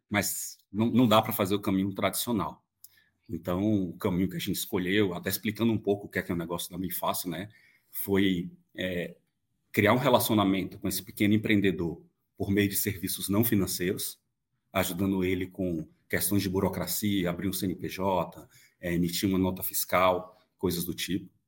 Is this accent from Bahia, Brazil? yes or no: yes; Bahia, Brazil; moved away; eu vim da Bahia originalmente, é, minha família vem de uma cidade muito pequena, muito pobre no interior